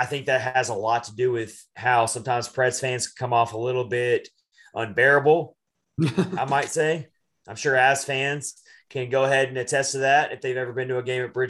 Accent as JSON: {"language": "English", "town": "Nashville", "region": "Tennessee", "country": "United States", "said": "I'm from Nashville."}